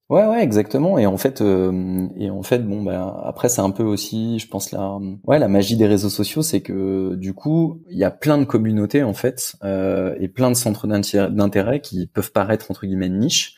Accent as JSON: {"language": "French", "country": "France", "moved": "yes", "lives_now": "Germany", "said": "en tant que bon français"}